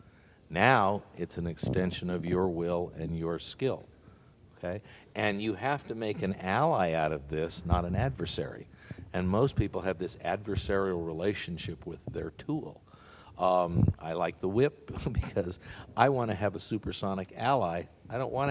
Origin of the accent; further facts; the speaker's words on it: Canada; moved away; also born or lived in Los Angeles, United States / San Diego, United States; I grew up in Canada. I was born in L.A., but I grew up in Canada